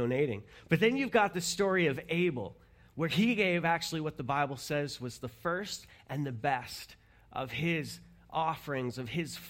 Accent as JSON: {"language": "English", "country": "Canada", "said": "we're Canadian"}